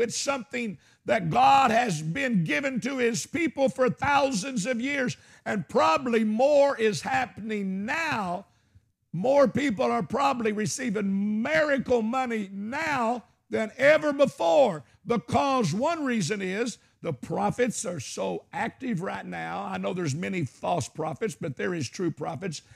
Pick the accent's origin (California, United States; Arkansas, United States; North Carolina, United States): Arkansas, United States; I'm from Arkansas.